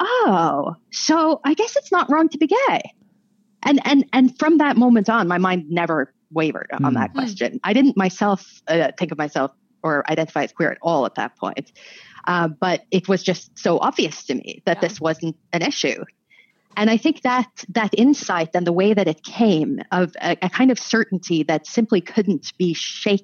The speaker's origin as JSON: {"language": "English", "country": "Norway", "tie": "born or raised there", "also_born_or_lived": "United States", "said": "I was born when my parents were not full immigrants to the United States, but I grew up in Norway."}